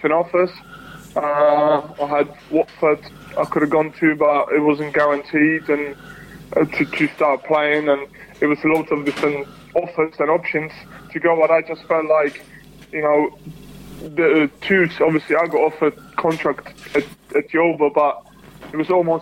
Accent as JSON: {"language": "English", "country": "Czechia", "also_born_or_lived": "United Kingdom", "moved": "yes", "said": "I played one game for my home country"}